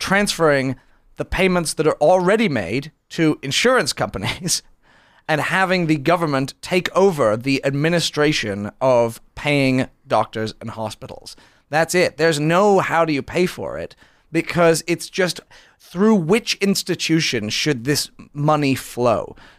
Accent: United Kingdom; now in United States; I was born in Britain.

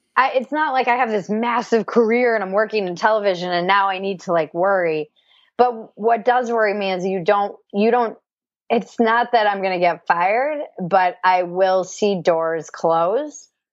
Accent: East Coast, Rhode Island, United States; I come from the East Coast

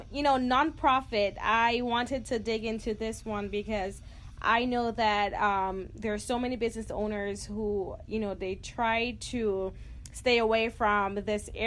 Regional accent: Jamaica; I'm from Jamaica

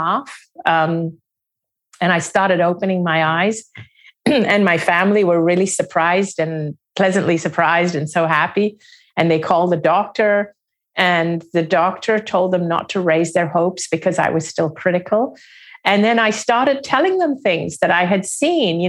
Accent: Hong Kong; also born or lived in Singapore; I didn't grow up in India. They left India even before I was born. I grew up outside of India. I was born in Singapore. I grew up in Hong Kong.

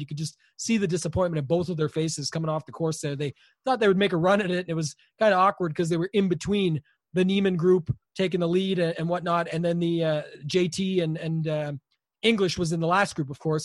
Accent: Canada; I'm Canadian

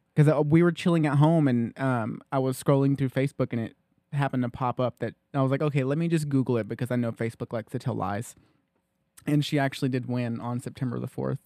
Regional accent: Loudon, Tennessee, United States; we grew up in Loudon

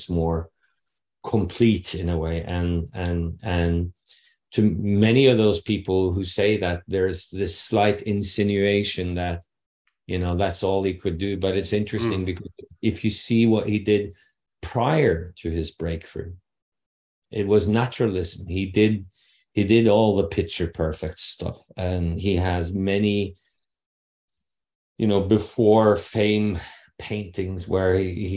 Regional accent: Norway; first language Norwegian; English is a second language; having Norwegian as my mother tongue

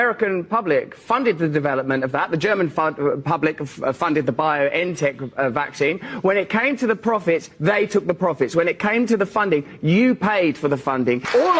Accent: England, United Kingdom; I'm English

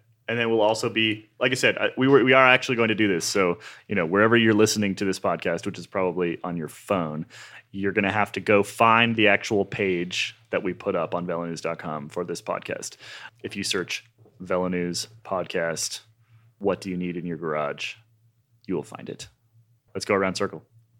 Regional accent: Burlington, Vermont, United States; Quite Vermont, yeah. Not helped by growing up in Burlington, Vermont.

